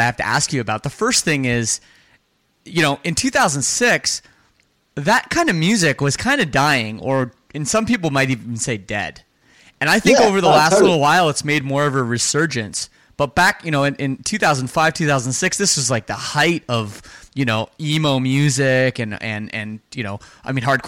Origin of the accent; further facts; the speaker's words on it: Toronto, Ontario, Canada; I grew up in the Toronto suburbs of Canada